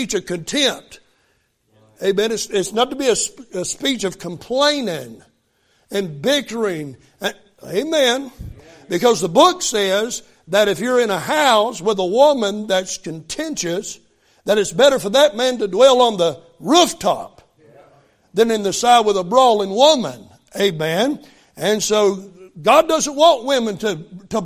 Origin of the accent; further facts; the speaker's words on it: West Virginia, United States; I grew up in West Virginia.